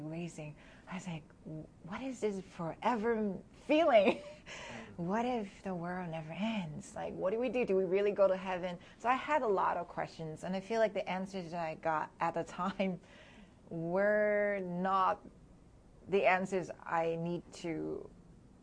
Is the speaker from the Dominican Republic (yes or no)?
no; Hong Kong; moved away as an adult; also born or lived in New Jersey / New York City; now in United States; I was born and raised in Hong Kong, so I spent half of my life there